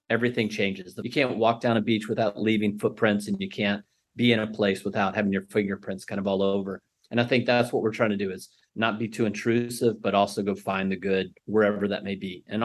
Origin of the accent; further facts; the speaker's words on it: Bangkok, Thailand; the fact that we grew up in Bangkok and we have just a really big network and we've got a lot of friends that are all over the world, kids that we've just grown up with.